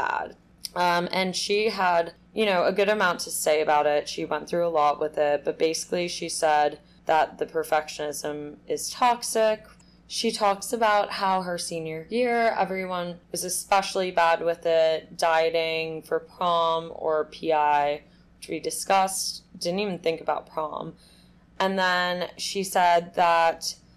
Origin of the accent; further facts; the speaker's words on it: New York City, New York, United States; We both grew up in New York City, knew each other in high school.